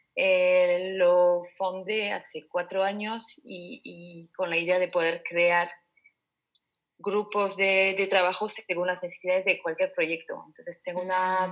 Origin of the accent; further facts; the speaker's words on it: French Basque Country, Nouvelle-Aquitaine, France; now in Basque Country, Spain; en el País Vasco francés tenía un recuerdo de comedor